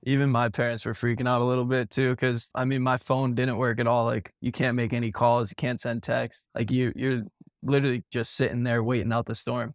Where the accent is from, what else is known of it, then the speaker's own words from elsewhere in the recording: Miami, Florida, United States; now in Fort Myers, United States; I'm from Miami